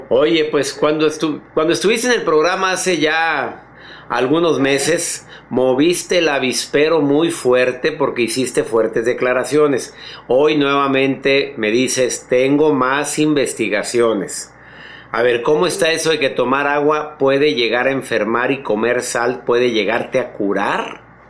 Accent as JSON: {"language": "Spanish", "country": "Mexico", "said": "en mi país, en la República Mexicana"}